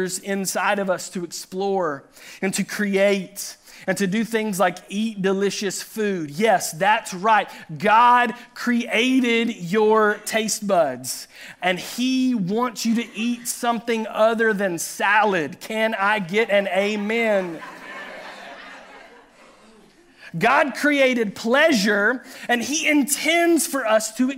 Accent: Chattanooga, Tennessee, United States; he pastored the church that Pastor Ryan and I grew up in Chattanooga, Tennessee

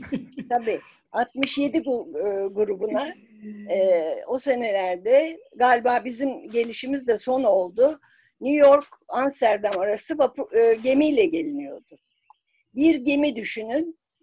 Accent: Bursa, Turkey; Bursa doğumluyum ve Bursa Kız Sesi öğrencisiyken

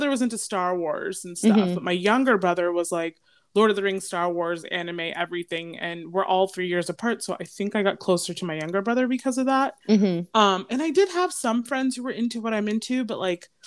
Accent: Northern Virginia, United States; I grew up in Northern Virginia

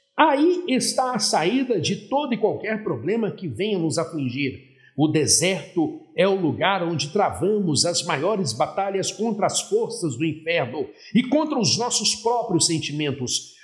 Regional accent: Belo Horizonte, Minas Gerais, Brazil; now in Recife, Brazil; eu nasci em Belo Horizonte. Sou mineiro de nascimento, mas sou pernambucano de coração

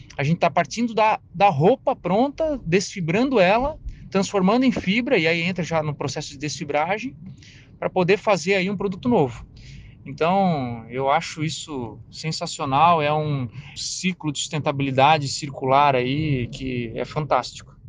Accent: Brazil

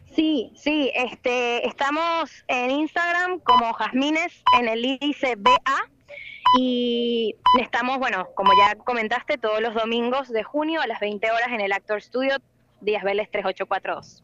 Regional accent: Venezuela; moved away as an adult; now in Buenos Aires, Argentina; yo me vine de Venezuela a los 18 años

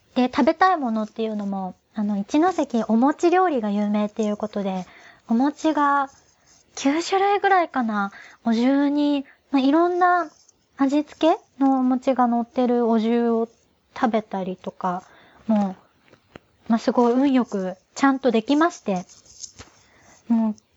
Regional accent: Kagoshima, Japan; moved away as an adult; now in Tokyo, Japan; 中高大学の10年間、鹿児島に住んでた

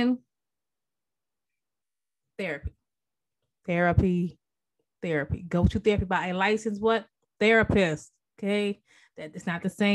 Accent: Maryland, United States; moved away as an adult; now in North Carolina, United States; I'm originally from Maryland. I've been in North Carolina about, you know, 14 years.

